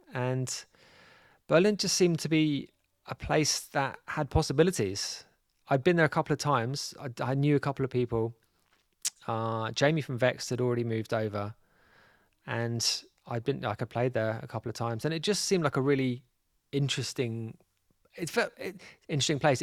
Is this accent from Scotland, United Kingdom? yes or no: no; London, United Kingdom; moved away as an adult; now in Mallorca, Spain; I'm from North London. So I was kind of like, uh, yeah, I was born in Islington.